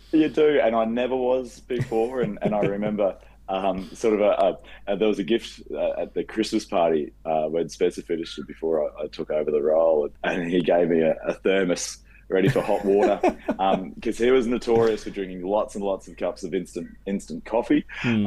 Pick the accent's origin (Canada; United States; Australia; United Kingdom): Australia; Rockhampton, Queensland; moved away as an adult; now in Brisbane, Australia; I started in Rockhampton, which is my hometown